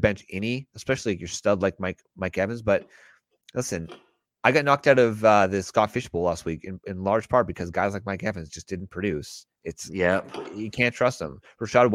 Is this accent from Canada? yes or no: yes; Canada; being Canadian